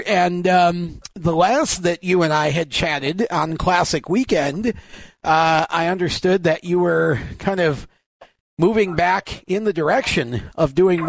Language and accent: English; Oswego, New York, United States; growing up in Oswego